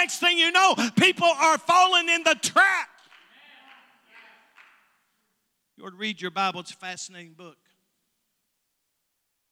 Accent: Harlan, Kentucky, United States; I was born in Bloody Harlan

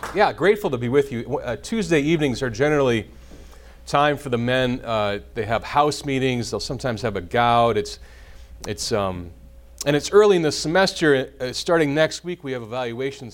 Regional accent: Nebraska, United States; moved away; I grew up in a part of Nebraska, which was uh, German and Catholic

